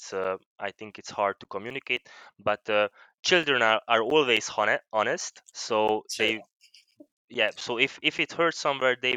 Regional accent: Vojvodina, Serbia; I'm from Serbia. Actually, I'm not from Hungary, so I'm from Vojvodina. Mm. But I'm still by nationality I'm Hungarian

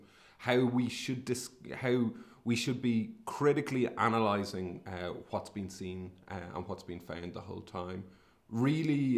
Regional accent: Sligo, Connacht, Ireland; I'm from Sligo, in the northwest of the Republic of Ireland. And I grew up during the 80s and 90s

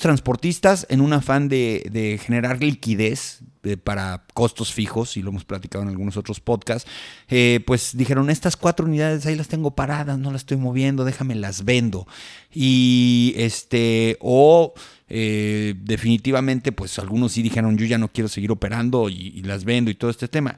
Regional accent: Mexico; como transportistas mexicanos

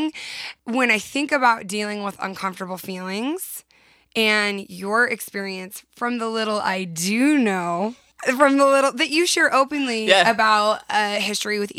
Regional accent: San Diego, California, United States; From San Diego

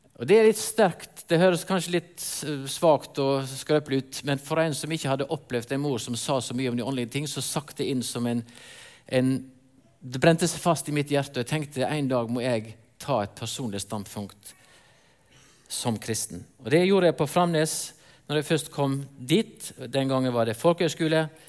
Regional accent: near Rosendal, Vestland, Norway; moved away; Jeg vokste opp inne på Løfastrand. Sikkert ikke så mange her som vet hvor det er, men det er i nærheten av Rosendal

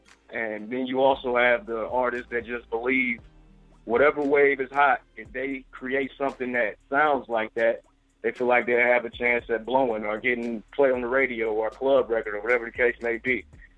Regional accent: Akron, Ohio, United States; I'm from Akron, Ohio.

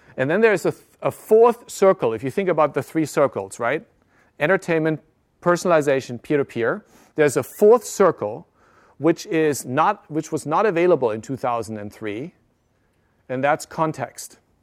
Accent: Germany; moved away; also born or lived in Japan; I live, I grew up in Germany

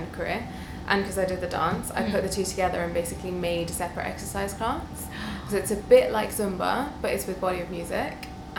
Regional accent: London, United Kingdom; also born or lived in Delhi, India; Towards the outskirts of London, not central London.

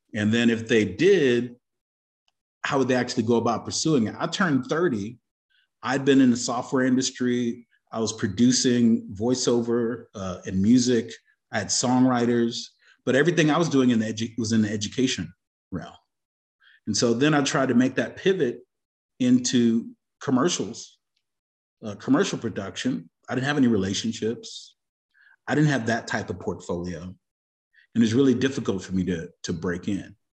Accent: Austin, Texas, United States; University of Texas at Austin, so I was here as a youngin', uh, in the seventies

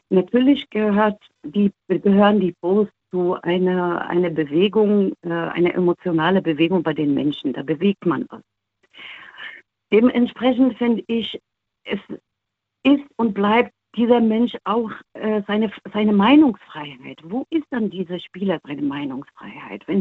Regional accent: Morocco; now in Germany; Aktuell finde ich mein Heimatland dann am sichersten

